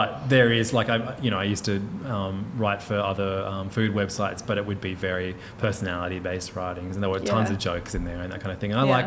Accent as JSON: {"language": "English", "town": "Hornsby", "region": "New South Wales", "country": "Australia", "tie": "born or raised there", "said": "I grew up in Hornsby"}